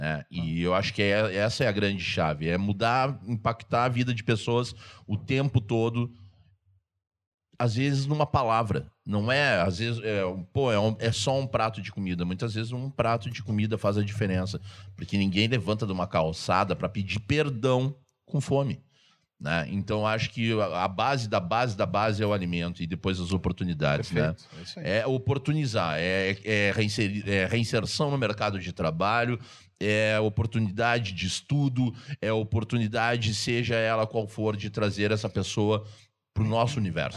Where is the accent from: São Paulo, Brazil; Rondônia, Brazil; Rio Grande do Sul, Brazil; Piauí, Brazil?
Rio Grande do Sul, Brazil; São Gabriel; also born or lived in Curitiba; Nasci no Batel em Curitiba, quando eu tava batendo pé, pé de Cusco, pé de cachorro, em São Gabriel